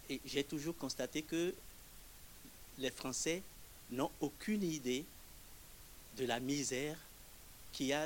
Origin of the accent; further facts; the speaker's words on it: Togo; moved away as an adult; now in France; je suis togolais